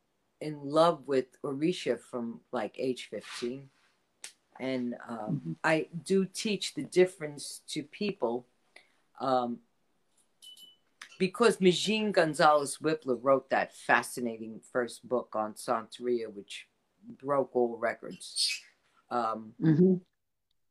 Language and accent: English; New York City, New York, United States; I grew up in the Bronx.